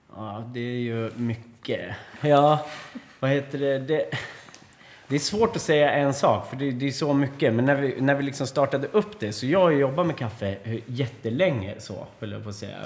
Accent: Sweden; vi svenskar

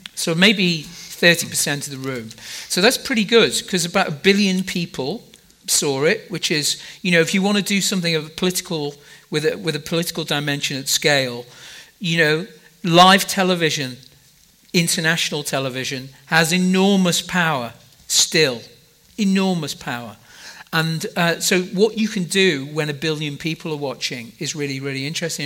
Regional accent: Liverpool, North West England, United Kingdom; I'm from Liverpool in, in the UK.

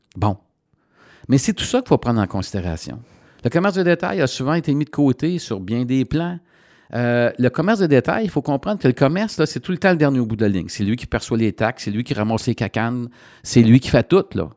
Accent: Coaticook, Quebec, Canada; je suis dans mon patelin

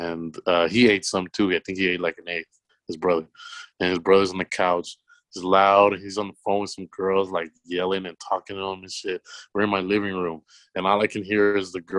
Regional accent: Los Angeles, California, United States; I'm a kid from South Central

